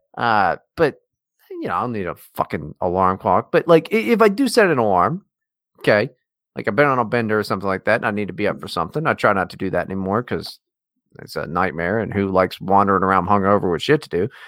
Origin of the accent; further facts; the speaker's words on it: West Virginia, United States; growing up in West Virginia is tough